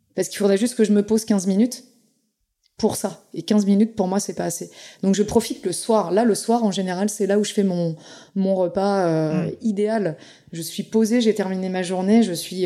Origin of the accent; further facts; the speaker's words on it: Pays de la Loire, France; je suis du Saumurois